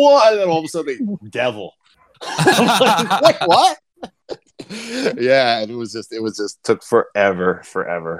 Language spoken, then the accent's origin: English; Long Island, New York, United States; I'm from Long Island, New York